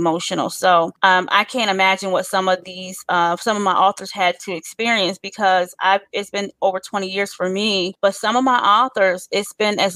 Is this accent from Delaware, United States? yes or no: yes; Delaware, United States; now in Newport News, United States; I live in Newport News, Virginia. I am from Delaware.